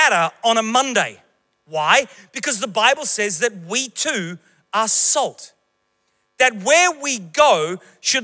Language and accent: English; Queensland, Australia; moved away as an adult; Queensland, my home state